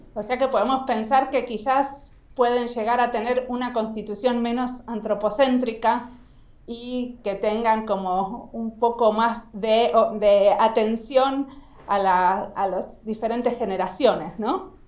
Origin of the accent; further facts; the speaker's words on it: Argentina; moved away as an adult; now in Finland; claro que soy argentina y vivo hace 20 años en Finlandia